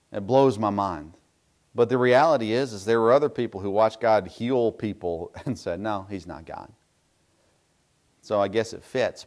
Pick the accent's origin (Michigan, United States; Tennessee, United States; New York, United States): Tennessee, United States; I grew up in Tennessee